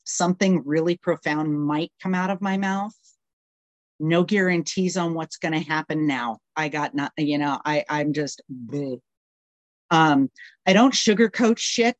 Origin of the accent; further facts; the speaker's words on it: California, United States; moved away as an adult; also born or lived in Canada / Wisconsin; now in Tennessee, United States; I was born in Canada, raised in Wisconsin for the first 10 years of my life. And then I spent the next, um, up until four years ago in California